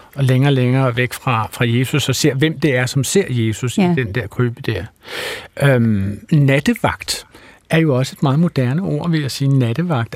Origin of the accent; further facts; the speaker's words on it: Wales, United Kingdom; now in Denmark; jeg er barnefødt i Wales og, og har sådan et bisprog og tosprog